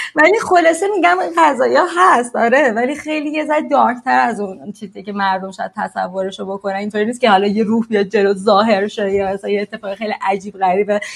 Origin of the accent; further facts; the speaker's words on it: Sari, Mazandaran, Iran; now in Mexico; من ساری دنیا آمدم و ساری بزرگ شدم شمال ایرانه